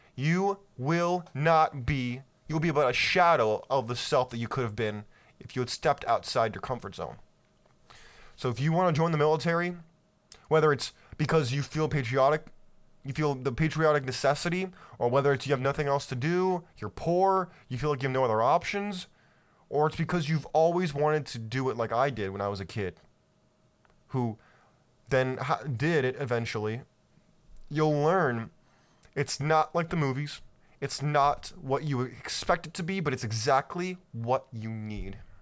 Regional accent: California, United States; I grew up in California

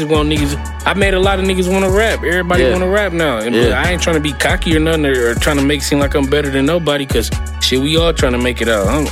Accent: Milwaukee, Wisconsin, United States; I'm from Milwaukee, Wisconsin

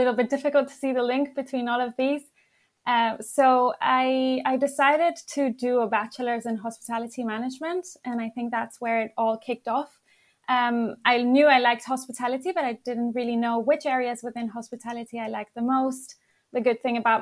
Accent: Madrid, Community of Madrid, Spain; now in London, United Kingdom; I'm from Madrid, actually, Spain

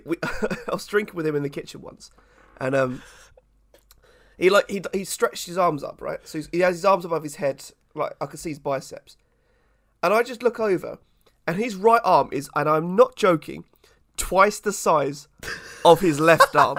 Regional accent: England, United Kingdom

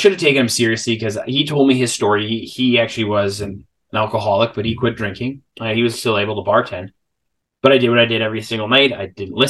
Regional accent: Salmon Arm, British Columbia, Canada; I ended up moving back home. I'm from Salmon Arm, a small town of about 18,000 people.

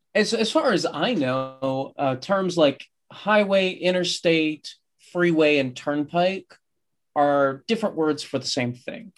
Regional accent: United States; as an American

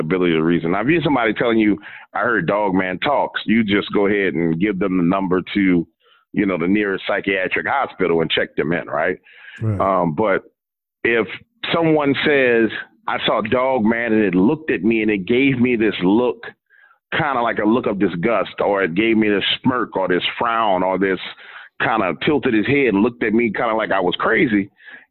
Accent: New Orleans, Louisiana, United States; I'm from New Orleans

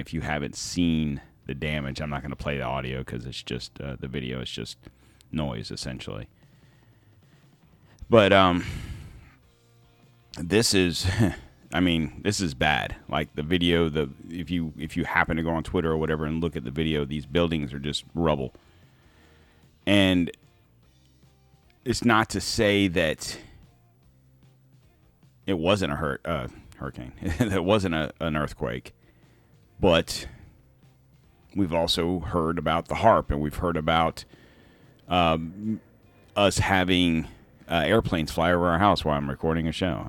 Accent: United States; as an American

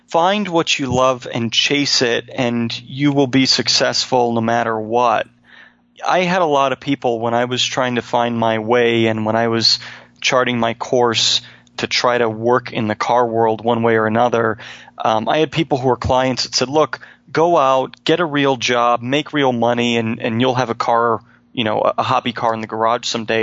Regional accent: Manchester, United States; Manchester Motor Car Company in my hometown

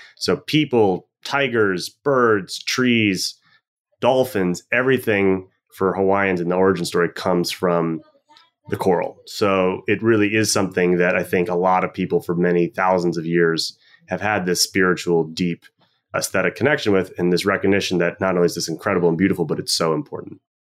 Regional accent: Washington, District of Columbia, United States; moved away as an adult; now in Freeport, Bahamas; growing up in Washington, D C

